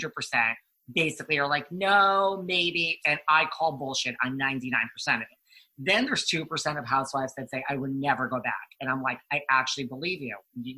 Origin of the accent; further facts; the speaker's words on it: Northeast, United States; So I'm from New York, New Jersey, Connecticut. So I have family in the Village of Lake Success in Great Neck.